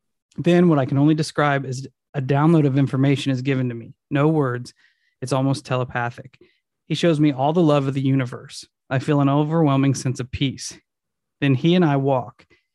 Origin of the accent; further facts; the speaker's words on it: California, United States; I was from California living in Iowa City and was in a very tumultuous period of my life.